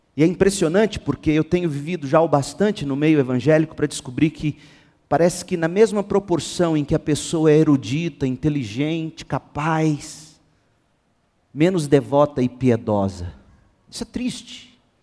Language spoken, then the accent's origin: Portuguese; Goiânia, Goiás, Brazil; A nossa cidade, Goiânia, é uma das que tem o maior número de evangélicos no país